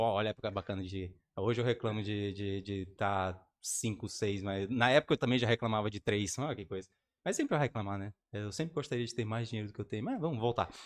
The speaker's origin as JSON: {"language": "Portuguese", "town": "Porto Velho", "region": "Rondônia", "country": "Brazil", "said": "eu sou de Porto Velho e Rondônia"}